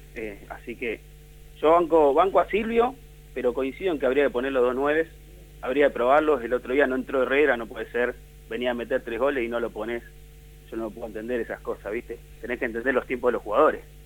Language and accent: Spanish; Buenos Aires, Argentina